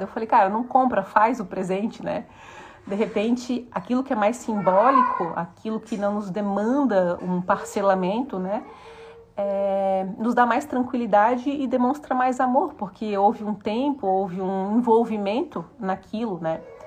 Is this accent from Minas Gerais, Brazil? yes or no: no; Morro da Cruz, Santa Catarina, Brazil; a casa onde eu tô morando hoje foi a casa onde eu cresci, de ir até o portão para esperar meu pai subir o Morro da Cruz aqui, que a gente mora no